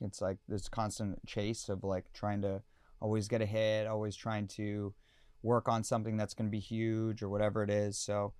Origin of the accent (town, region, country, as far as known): London, Ontario, Canada